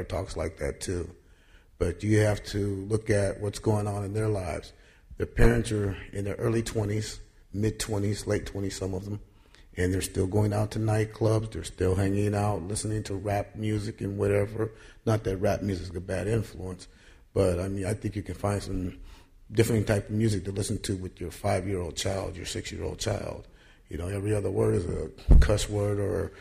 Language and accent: English; Oakland, California, United States; I'm from North Oakland also.